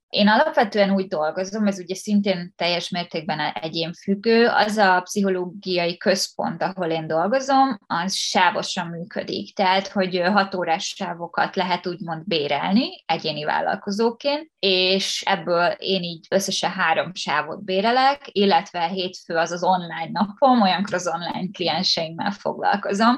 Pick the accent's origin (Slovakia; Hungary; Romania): Hungary; Pécs, Baranya; moved away as an adult; now in Budapest, Hungary; én Pécsi vagyok